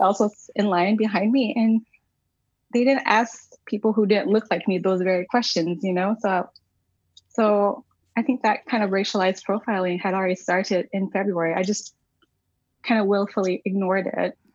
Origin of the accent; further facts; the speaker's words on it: Arkansas, United States; now in Watertown, United States; I was born and raised in Arkansas